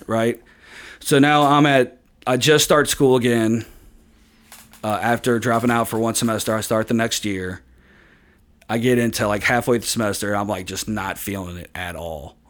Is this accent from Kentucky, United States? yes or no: yes; Hebron, Kentucky, United States; in Kentucky, in, in, like, my hometown of Hebron.